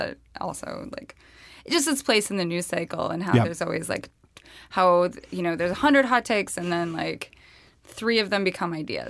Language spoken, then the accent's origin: English; the West, United States; I'm from the West.